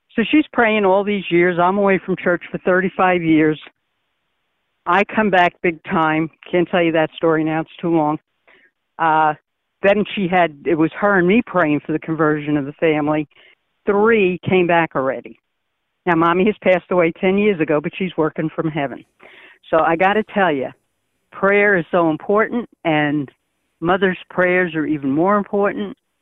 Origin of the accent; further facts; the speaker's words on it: New York, United States; now in Bokeelia, United States; I'm from New York.